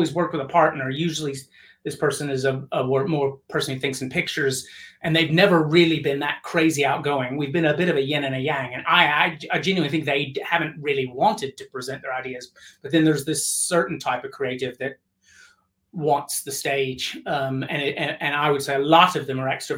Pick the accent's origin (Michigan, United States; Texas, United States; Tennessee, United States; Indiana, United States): Tennessee, United States; I'm from Tennessee